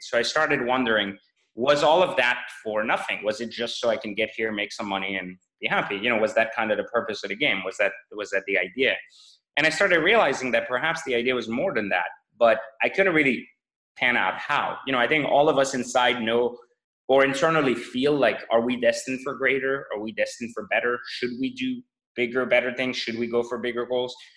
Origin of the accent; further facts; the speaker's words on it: France; English is a second language; moved away; also born or lived in Iran / Los Angeles, United States / Washington, DC, United States; I grew up in in France after escaping Iran's revolution, uh, and then in France it was really uh, just more of a trying to learn the language and fit in. And then I moved